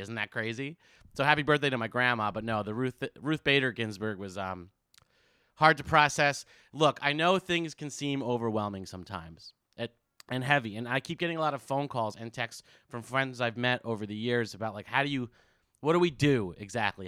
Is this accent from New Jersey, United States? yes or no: yes; New Jersey, United States; also born or lived in San Francisco; now in New York, United States; I grew up in Jersey